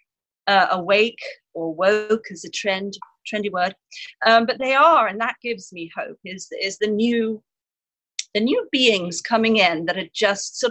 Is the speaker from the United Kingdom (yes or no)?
yes; south coast of England near Brighton, South East England, United Kingdom; now in San Diego, United States; I was born and raised in the south coast of England near Brighton, so a seaside town.